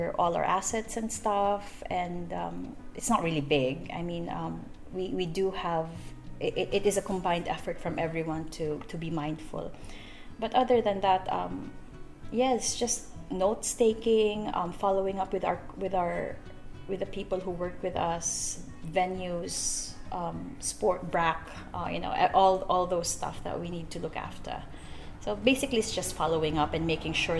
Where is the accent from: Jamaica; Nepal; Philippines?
Philippines; now in Broome, Australia; I'm from the Philippines, third world. No, I'm a Filipino